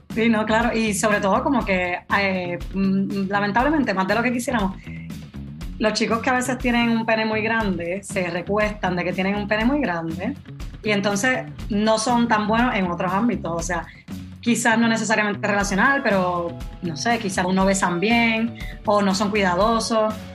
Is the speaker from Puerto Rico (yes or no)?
yes; Puerto Rico; now in Spain; vivo en España, pero soy originalmente de Puerto Rico.